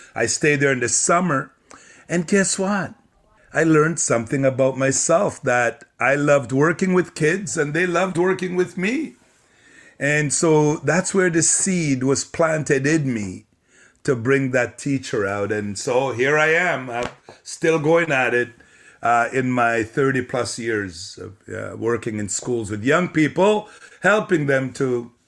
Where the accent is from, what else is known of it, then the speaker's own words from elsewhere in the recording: Sudbury, Ontario, Canada; also born or lived in Jamaica; I was born in Jamaica and my parents came to Canada in the early 70s. This is our 54th year in Canada. We had moved to Sudbury, Ontario, mining town. The summer I turned 12.